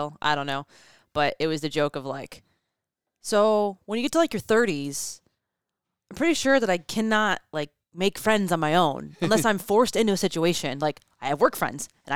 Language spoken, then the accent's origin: English; Midwest, United States; We Midwesterners are very protective of our territory.